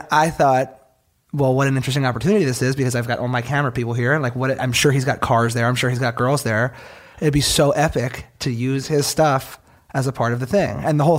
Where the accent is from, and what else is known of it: Philadelphia, Pennsylvania, United States